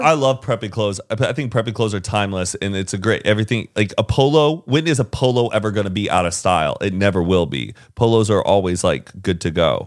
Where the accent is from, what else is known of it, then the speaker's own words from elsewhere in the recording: Carrollton, Texas, United States; Heelys is made in my hometown.